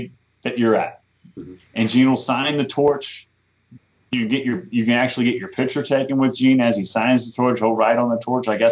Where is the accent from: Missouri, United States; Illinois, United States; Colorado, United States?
Missouri, United States; St. Louis; born or raised there